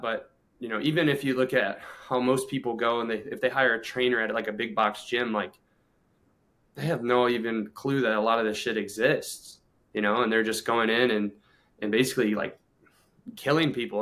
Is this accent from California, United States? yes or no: no; Ohio, United States; born or raised there; moved away as an adult; also born or lived in Clearwater, Florida